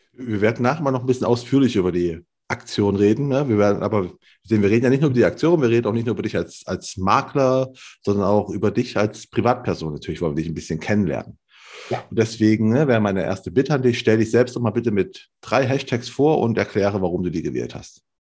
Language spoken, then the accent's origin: German; Cologne, North Rhine-Westphalia, Germany; moved away; kenne ich nur als ehemaliger Kölner